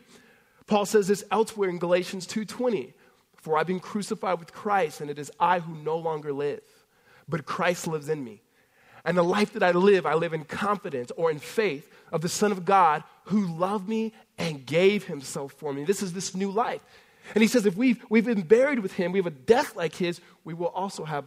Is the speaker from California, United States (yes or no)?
yes; California, United States; growing up in California